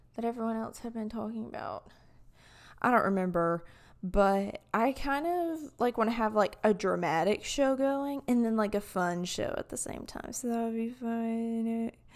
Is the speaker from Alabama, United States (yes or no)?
yes; Alabama, United States; accent: southern; from an Alabamian's perspective